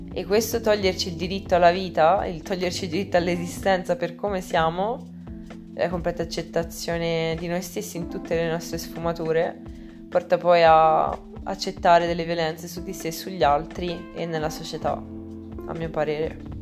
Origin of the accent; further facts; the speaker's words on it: Italy; nel mio paese, nell'Italia